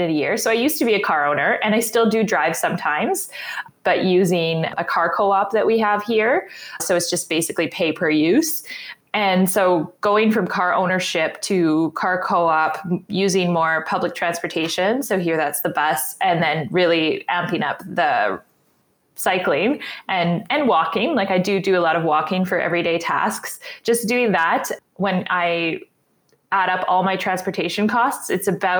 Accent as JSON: {"language": "English", "town": "Winnipeg", "region": "Manitoba", "country": "Canada", "said": "I'm from Winnipeg, Manitoba, and I'm actually almost an architect"}